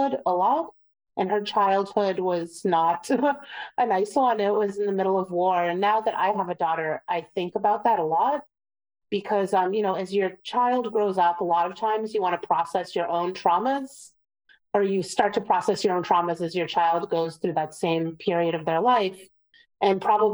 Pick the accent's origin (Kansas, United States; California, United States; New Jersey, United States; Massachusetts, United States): Massachusetts, United States; Boston; born or raised there; also born or lived in Vienna, Austria / Prague, Czech Republic